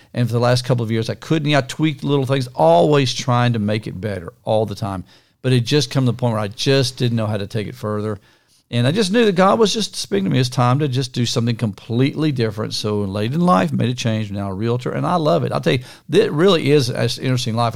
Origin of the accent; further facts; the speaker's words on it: Niagara Falls, New York, United States; moved away; also born or lived in Kansas / Morehead, Kentucky / Tampa, Florida; I was born in Niagara Falls, not in the falls actually, but in the city of Niagara Falls in New York